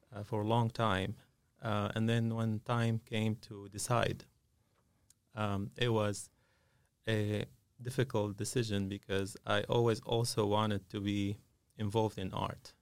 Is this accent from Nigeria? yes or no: no; Syria; moved away as an adult; now in Concord, United States; I, uh, grew up in Syria